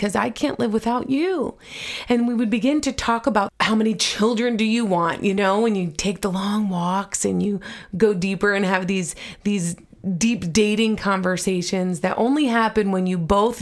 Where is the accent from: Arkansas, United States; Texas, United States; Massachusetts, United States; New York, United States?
New York, United States; I grew up in New York